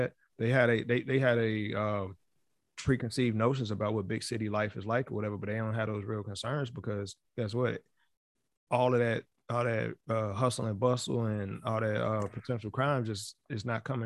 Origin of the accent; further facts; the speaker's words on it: New York, United States; my hometown. You know what I'm saying? In New York